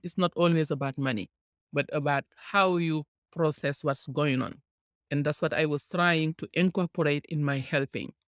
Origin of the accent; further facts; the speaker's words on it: Senegal; moved away as an adult; now in United States; I am from Senegal, West Africa